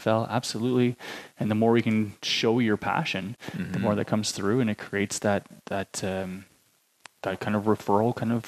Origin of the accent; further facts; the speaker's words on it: Ontario, Canada; I came from Ontario. Like, I had no network here. Didn't grow up here.